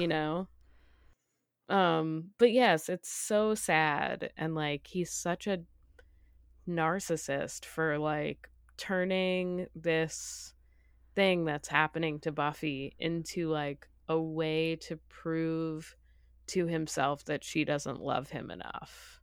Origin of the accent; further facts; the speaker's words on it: New England, United States; I grew up in New England